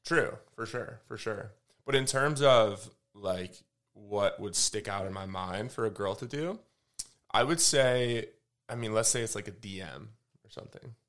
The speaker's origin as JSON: {"language": "English", "region": "Michigan", "country": "United States", "moved": "yes", "lives_now": "Austin, United States", "said": "I'm from, uh, from Michigan, live in Austin"}